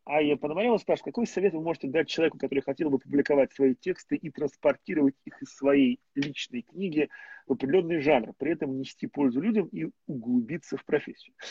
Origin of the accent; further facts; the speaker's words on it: Moscow, Russia; я москвич